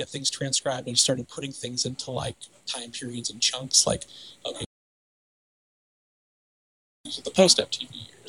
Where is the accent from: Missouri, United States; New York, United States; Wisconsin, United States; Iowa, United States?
Missouri, United States; St. Louis; I'm from St. Louis